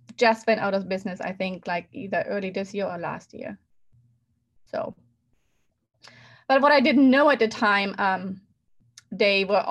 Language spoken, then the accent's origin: English; Germany; moved away; I grew up in Germany